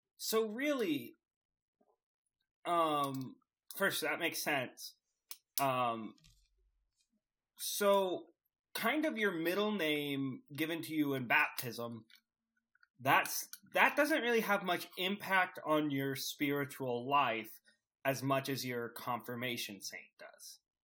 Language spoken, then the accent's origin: English; the Bible Belt, the South, United States; growing up in the Bible, Bi-, Bible Belt, in the Bible Belt